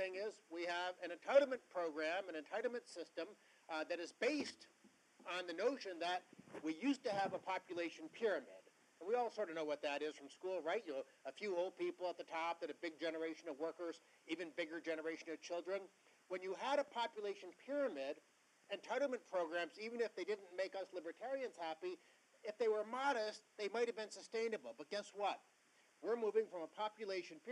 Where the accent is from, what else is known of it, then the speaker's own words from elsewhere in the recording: New York, United States; I was born in New York